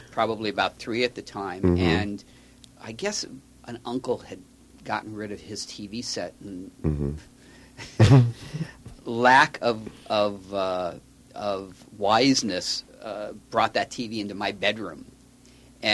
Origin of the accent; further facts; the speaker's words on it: Los Angeles, California, United States; Born and raised in Los Angeles